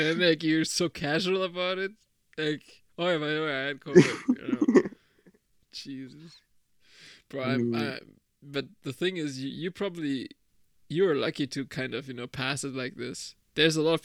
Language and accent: English; Germany; I'm from Germany